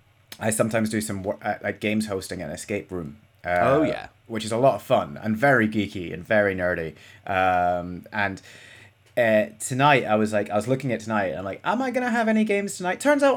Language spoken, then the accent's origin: English; Scotland, United Kingdom; It's because I'm Scottish and you assume that I don't know what football is.